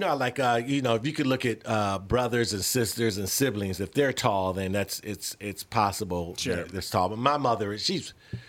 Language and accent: English; Chicago, Illinois, United States; I grew up South Side of Chicago. I'm suburban now, baby.